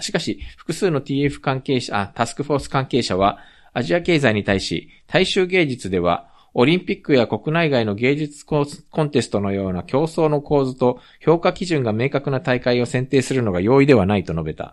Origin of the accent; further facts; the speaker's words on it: Japan; also born or lived in South Korea; 日本生まれ韓国在住経験あり、仕事やプライベートでたまに聞きしている日本人の